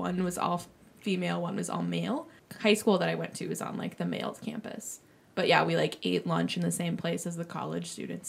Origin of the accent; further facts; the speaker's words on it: St. Cloud, Minnesota, United States; I am from St. Cloud, Minnesota. So an hour away.